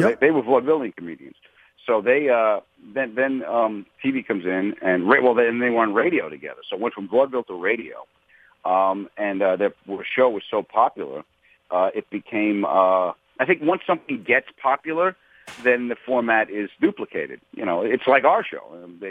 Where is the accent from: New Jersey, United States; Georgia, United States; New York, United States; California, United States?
New York, United States; Long Island; I grew up on Long Island